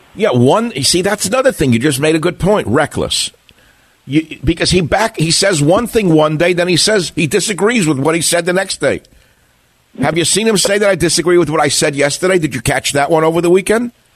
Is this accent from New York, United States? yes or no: yes; New York City, New York, United States; I'm from Queens.